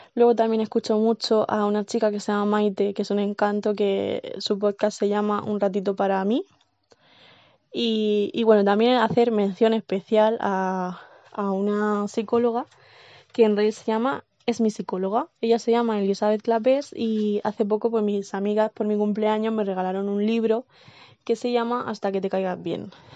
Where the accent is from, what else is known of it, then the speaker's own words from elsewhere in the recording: Cartagena, Region of Murcia, Spain; vivo y nací en Cartagena, en Murcia.